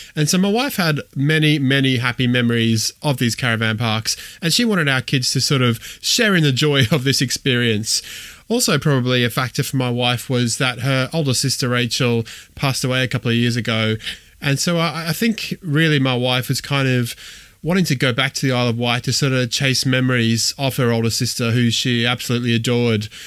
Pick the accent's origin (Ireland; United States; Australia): Australia; moved away as an adult; also born or lived in Wolverhampton; I grew up in Australia, born in Australia, grew up in Australia